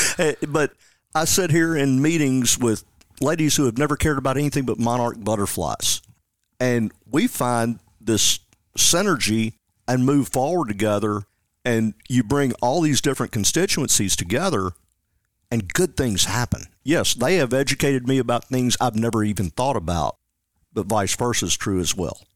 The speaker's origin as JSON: {"language": "English", "town": "Jackson", "region": "Tennessee", "country": "United States", "tie": "born or raised there", "also_born_or_lived": "Parsons, Tennessee", "said": "I'm from Jackson, Tennessee. That, that's my hometown"}